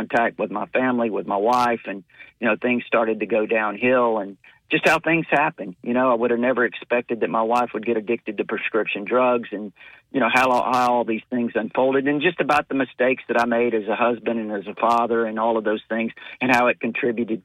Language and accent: English; Corpus Christi, Texas, United States; also born or lived in Mobile, Alabama; now in Tuscaloosa, United States; growing up in Corpus Christi, Texas, and, you know, after having moved from Mobile